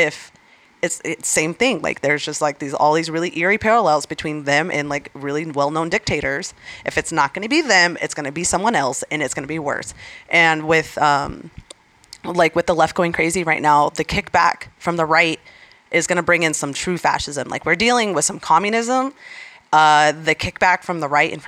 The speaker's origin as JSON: {"language": "English", "region": "Arizona", "country": "United States", "tie": "born or raised there", "said": "I cannot believe my home state is blue."}